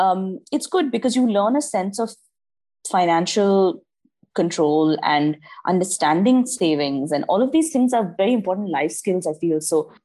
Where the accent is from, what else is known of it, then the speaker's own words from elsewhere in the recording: Dubai, United Arab Emirates; also born or lived in Mangalore, India; I am originally Indian. So I'm from Mangalore, but I was born and raised in Dubai. And I've lived here my entire life.